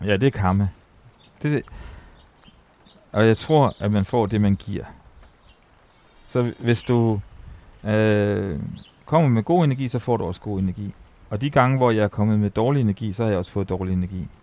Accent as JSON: {"language": "Danish", "town": "Ry", "region": "Central Denmark Region", "country": "Denmark", "tie": "born or raised there", "said": "jeg var opvokset øh, på højskole. Altså, jeg er født på Rui Højskole"}